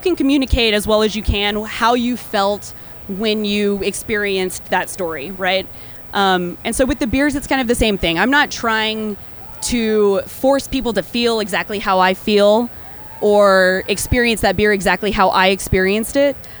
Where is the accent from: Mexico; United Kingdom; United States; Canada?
United States; Texas; moved away as an adult; also born or lived in Austin, Texas / Chicago, Illinois; now in Santa Fe, United States; I am a Texan born and raised